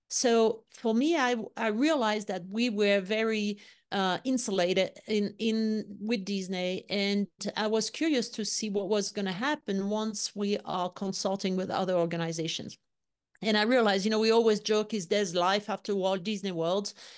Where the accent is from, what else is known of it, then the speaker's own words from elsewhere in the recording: Lyon, Auvergne-Rhône-Alpes, France; English is a second language; moved away as an adult; also born or lived in London / Florida; I was born and raised in Lyon, in the southeast of France